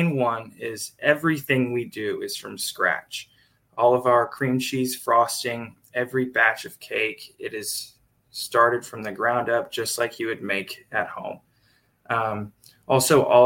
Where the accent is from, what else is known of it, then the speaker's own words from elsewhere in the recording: Dallas-Fort Worth area, Texas, United States; now in Tuscaloosa, United States; I grew up in the Dallas-Fort Worth area in Texas